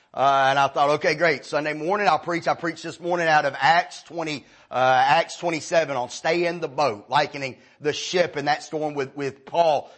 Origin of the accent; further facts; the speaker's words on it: Marietta, College Park, Georgia, United States; my daddy took a job where we, we moved from Marietta to Riverdale. And well, we moved to College Park at the time. We never found another church. I spent my entire teen years out of church.